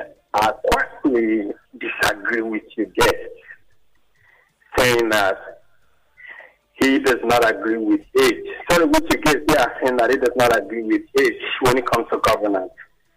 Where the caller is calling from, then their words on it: London, United Kingdom; I'm calling from Matabo, London.